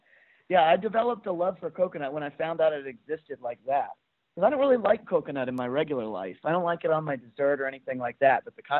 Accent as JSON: {"language": "English", "town": "Nashville", "region": "Tennessee", "country": "United States", "tie": "born or raised there", "also_born_or_lived": "Fort Worth, Texas / Vermont", "moved": "as an adult", "said": "Yeah, so I grew up in Nashville, Tennessee."}